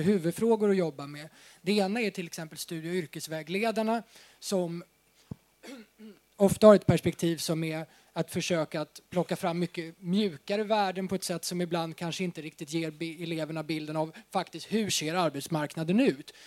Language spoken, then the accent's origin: Swedish; Uppsala, Uppsala County, Sweden; jag kommer själv från Uppsala